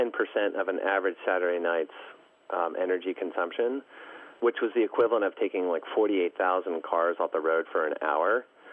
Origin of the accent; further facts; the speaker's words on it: East Coast, United States; I mean, I grew up on the East Coast, and oftentimes in the winter there were snow days.